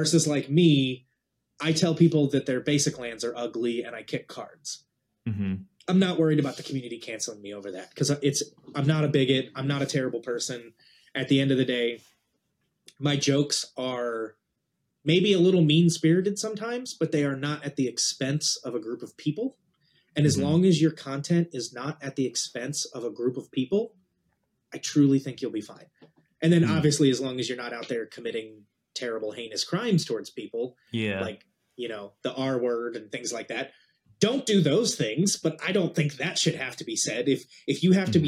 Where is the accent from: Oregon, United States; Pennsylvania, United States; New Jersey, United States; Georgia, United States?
New Jersey, United States; I grew up in New Jersey as a surfer kid.